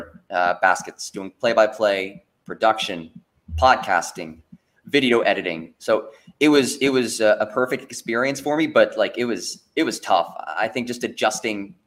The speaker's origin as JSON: {"language": "English", "region": "New Jersey", "country": "United States", "tie": "born or raised there", "also_born_or_lived": "Pembroke, North Carolina", "moved": "as an adult", "said": "I grew up in North Jersey, just outside of New York City."}